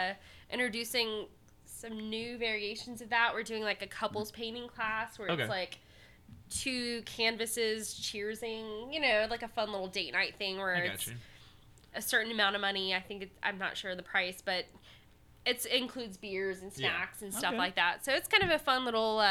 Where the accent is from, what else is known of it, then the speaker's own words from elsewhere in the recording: Houston, Texas, United States; I'm from Houston.